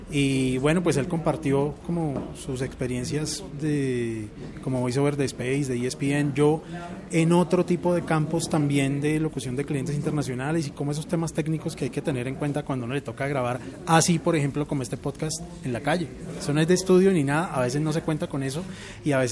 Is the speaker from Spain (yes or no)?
no; Bogotá, Colombia; also born or lived in Puerto Rico; nací en Puerto Rico. Eh, pero desde los siete años he vivido aquí en Colombia, entonces ya más rolo que boricua.